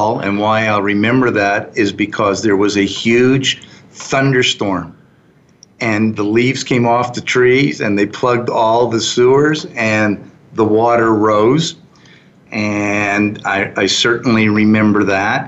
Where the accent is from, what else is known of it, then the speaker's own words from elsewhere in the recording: Fredericton, New Brunswick, Canada; moved away as an adult; also born or lived in New York; now in Calgary, Canada; I grew up there